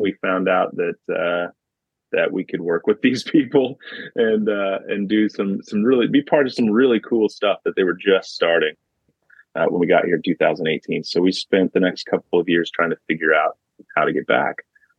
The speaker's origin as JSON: {"language": "English", "region": "Kentucky", "country": "United States", "tie": "born or raised there", "moved": "as an adult", "lives_now": "Liverpool, United Kingdom", "said": "actually I am from United States of America, the state of Kentucky, and I grew up there and lived there for most of my life. Currently, I am in Liverpool, England, and I moved here with my wife and my young daughter about 2 years ago."}